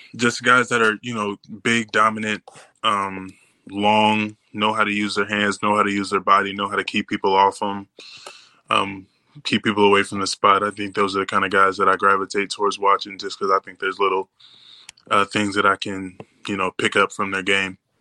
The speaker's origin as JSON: {"language": "English", "town": "Indianapolis", "region": "Indiana", "country": "United States", "moved": "as an adult", "lives_now": "Green Bay, United States", "said": "I come from Indianapolis, but like a little bit outside the suburbs"}